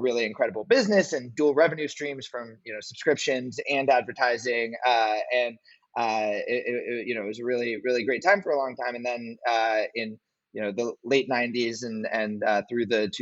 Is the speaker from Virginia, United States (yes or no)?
no; Santa Monica, California, United States; also born or lived in New York; I'm born and raised in Santa Monica, California